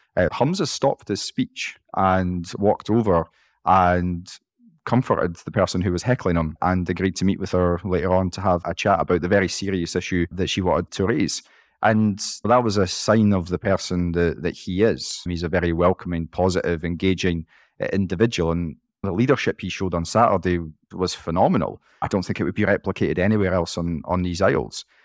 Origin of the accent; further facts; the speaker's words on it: Scotland, United Kingdom; as a Scottish politician